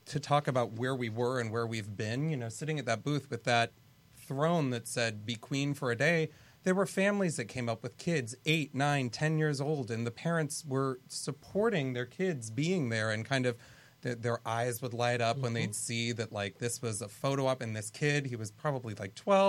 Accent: San Diego, California, United States; and ironically, I'm from San Diego.

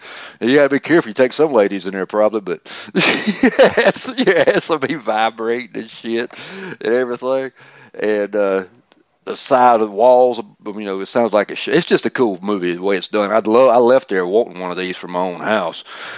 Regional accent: Atlanta, Georgia, United States; I'm from Atlanta.

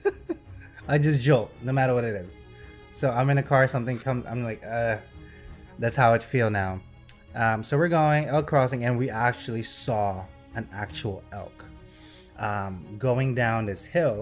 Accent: New Jersey, United States; we are from New Jersey, I'm calling on a Jersey number

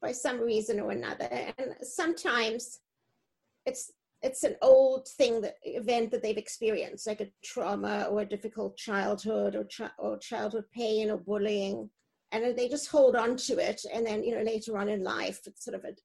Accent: South Africa; moved away as an adult; also born or lived in East Coast, United States; now in United States; I grew up in South Africa, the end of apartheid

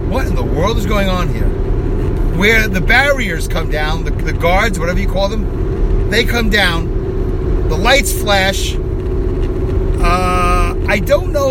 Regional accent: Philadelphia, Pennsylvania, United States; we're from Philadelphia, it's apparently 19, 19 and a half hours from Philadelphia to Orlando, Florida via I 95.

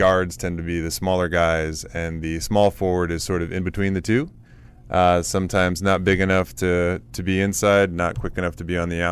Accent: Washington, District of Columbia, United States; I grew up in Washington, D.C. in the area. Yeah, I am a native to D.C.

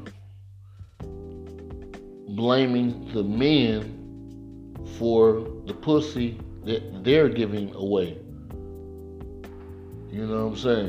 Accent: Mississippi, United States; moved away as an adult; now in Atlanta, United States; we grew up in Mississippi

